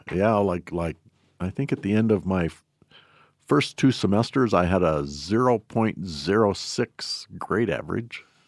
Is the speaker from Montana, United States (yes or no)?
yes; Shelby, Montana, United States; I was born and raised in Shelby